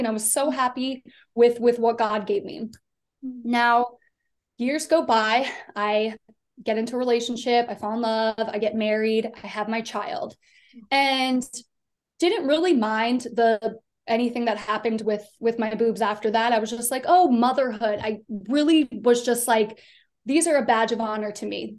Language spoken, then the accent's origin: English; Delaware, United States; moved away; I grew up in a really small town. I'm from the East Coast. I'm from Delaware.